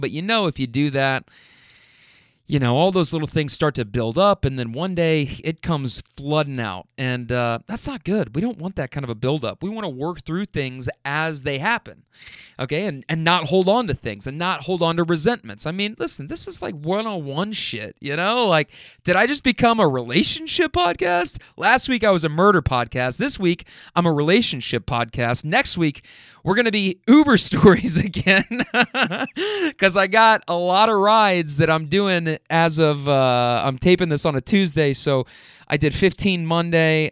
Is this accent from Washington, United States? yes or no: no; Louisville, Kentucky, United States; also born or lived in California; now in Louisville, United States; I'm from Kentucky